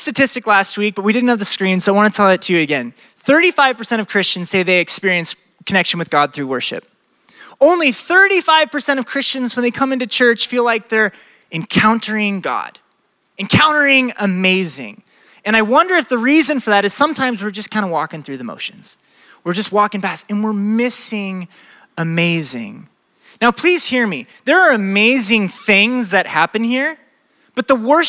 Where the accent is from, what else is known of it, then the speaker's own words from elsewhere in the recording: Iowa, United States; I'm from Iowa